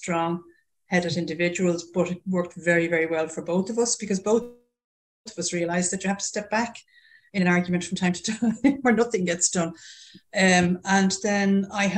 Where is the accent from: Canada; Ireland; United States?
Ireland; accent: Irish; also born or lived in United Kingdom; As everybody can tell from this accent, I'm Irish through and through, born and bred there.